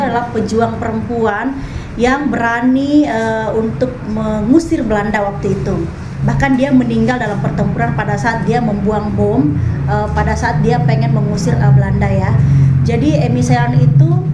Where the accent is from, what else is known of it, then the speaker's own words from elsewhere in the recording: Palopo, South Sulawesi, Indonesia; now in Jakarta, Indonesia; di Palopo di kampung halaman saya